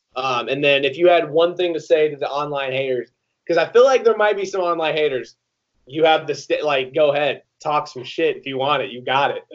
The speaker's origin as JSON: {"language": "English", "region": "Iowa", "country": "United States", "said": "I didn't go to Iowa, but I'm from Iowa."}